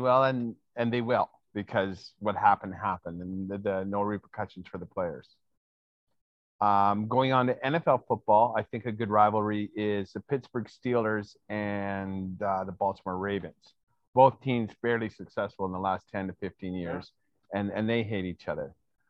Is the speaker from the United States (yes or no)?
no; Canada; As a Canadian